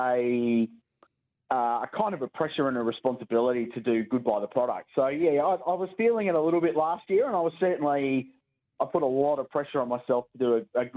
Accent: Adelaide, South Australia, Australia; I grew up in Adelaide in the 85 to 95 era.

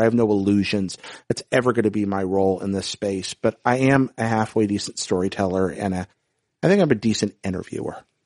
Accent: North Carolina, United States; I grew up in North Carolina, and this was in the mid-nineteen nineties

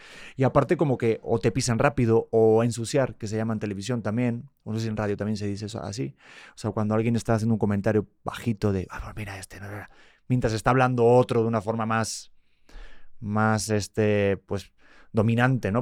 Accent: Madrid, Community of Madrid, Spain; nací en Madrid, nací en España

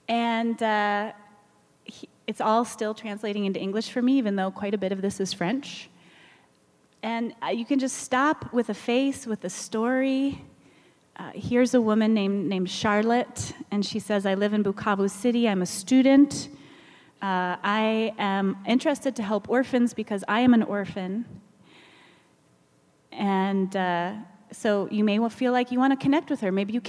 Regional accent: Kenya; I'm a Kenyan philanthropist helping the poor in all communities.

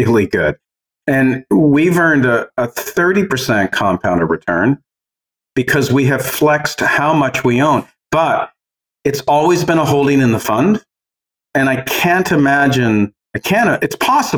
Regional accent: Canada; as a Canadian

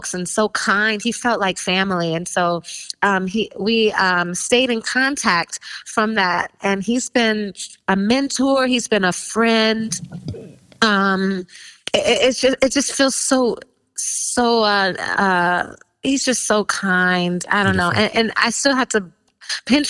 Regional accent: Chicago, Illinois, United States; I'm from Chicago

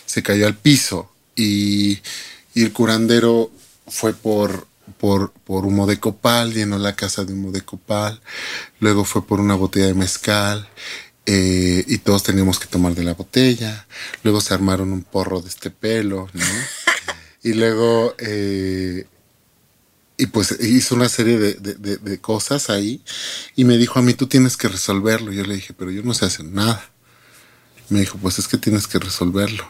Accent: Mexico; soy mexicana

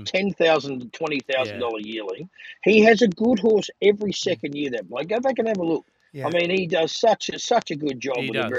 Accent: Australia; I mean, you ring up and you go, hi, I'm from Australia.

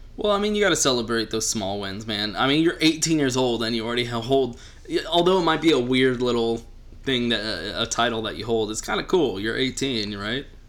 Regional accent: just outside Austin, Texas, United States; I live in Austin now, and I grew up just outside Austin

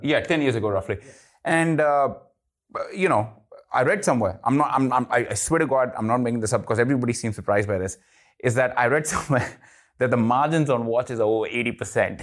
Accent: India; I'm Indian

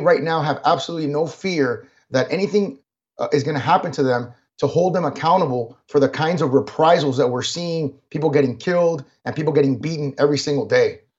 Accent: United States; I was born here in this country. I'm an American

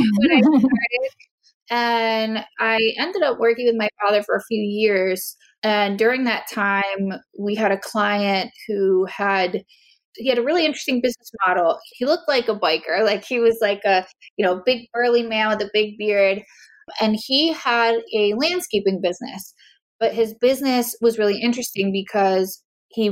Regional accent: Philadelphia, Pennsylvania, United States; also born or lived in Mexico / Italy / Spain; I grew up in Philadelphia area. I was born here in Philadelphia and grew up in the suburbs

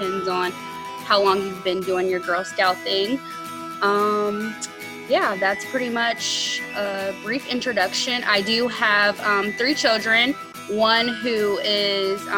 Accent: Fort Wayne, Indiana, United States; I am from Fort Wayne, Indiana.

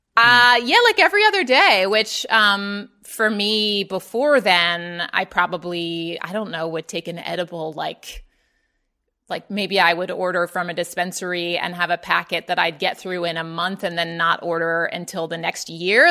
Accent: Baltimore, Maryland, United States; moved away; also born or lived in Atlanta; I grew up in Baltimore, Maryland

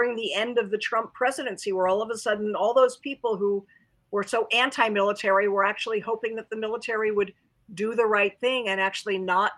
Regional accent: United States

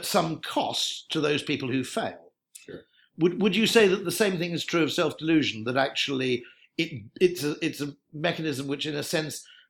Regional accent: United Kingdom; certainly as a Brit

